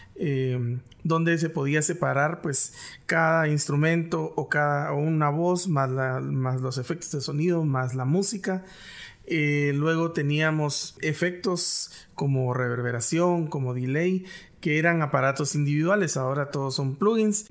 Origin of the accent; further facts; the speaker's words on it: Guatemala; accent: Guatemalan; tenemos un cantadito que solo nosotros no lo conocemos